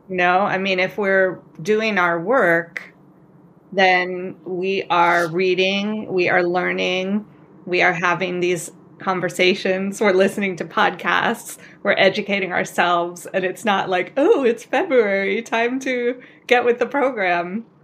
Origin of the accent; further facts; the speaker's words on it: California, United States; I'm also from California. I grew up in, some of the schools that I went to were minority white